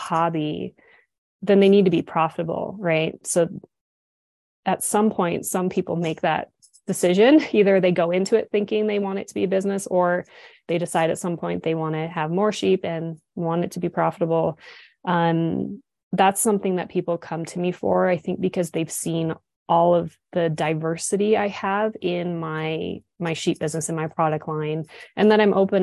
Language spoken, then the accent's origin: English; United States; also born or lived in Switzerland / Dubai; now in Montana, United States; I am like as American as they get. I'm Irish, Scottish, American, Indian, English